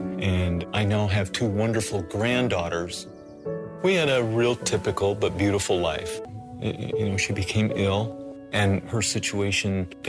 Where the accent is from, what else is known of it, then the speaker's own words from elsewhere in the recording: Indiana, United States; I'm 71 years young. I'm from Indiana